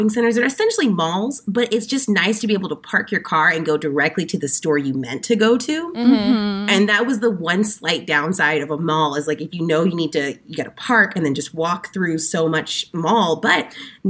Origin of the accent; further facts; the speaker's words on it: Dallas, Texas, United States; now in Austin, United States; I'm from Dallas